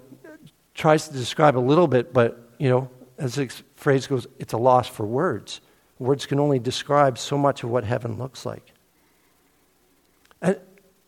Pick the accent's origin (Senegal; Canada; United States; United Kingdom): Canada; Cambridge-Brantford area, Ontario; now in Peterborough, Canada; I grew up in the Cambridge-Brantford area